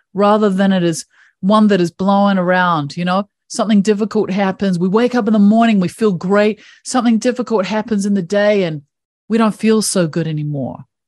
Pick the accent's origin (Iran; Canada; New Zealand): New Zealand; I grew up in New Zealand